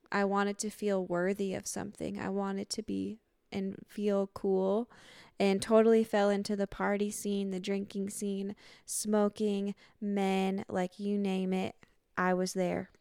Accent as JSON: {"language": "English", "town": "Lansing", "region": "Michigan", "country": "United States", "tie": "born or raised there", "moved": "yes", "said": "born and raised in Lansing, Southside"}